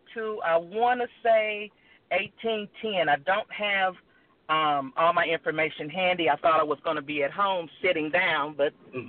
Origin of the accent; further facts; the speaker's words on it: Middletown, Ohio, United States; now in Euclid, United States; I was born and raised in Middletown, Ohio, and … And they come from Jackson County, Athens, Winder, Jefferson, Georgia.